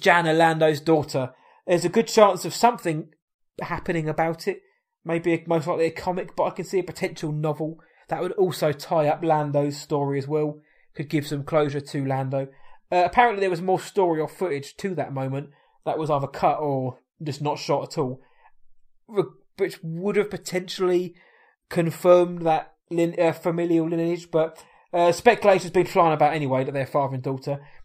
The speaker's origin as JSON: {"language": "English", "country": "United Kingdom", "said": "we are British"}